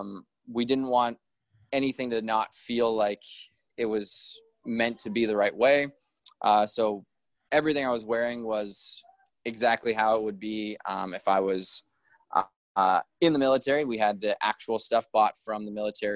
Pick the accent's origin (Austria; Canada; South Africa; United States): Canada; Prince George, British Columbia; also born or lived in Kelowna, Canada; now in Vancouver, Canada; I grew up in Prince George where my family, we always had Christmas together